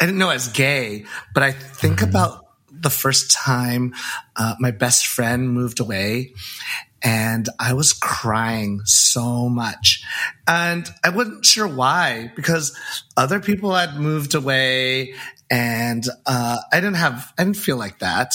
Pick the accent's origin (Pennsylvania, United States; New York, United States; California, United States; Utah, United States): California, United States; San Francisco; I grew up in San Francisco.